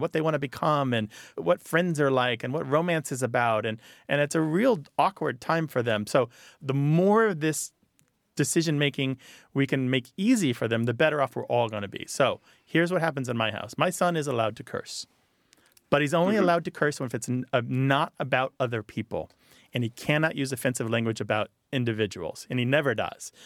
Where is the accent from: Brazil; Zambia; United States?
United States; accent: American; also born or lived in France; my American accent